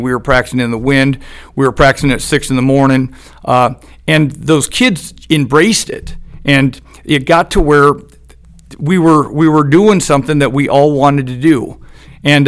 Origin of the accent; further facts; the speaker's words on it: Eugene, Oregon, United States; I'm from Eugene, Oregon